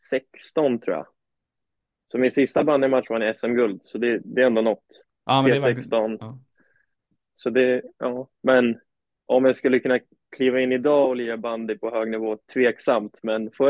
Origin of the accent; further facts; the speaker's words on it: Uppsala, Uppsala County, Sweden; now in United States; Så jag började spela i gamla Uppsala SK i Uppsala.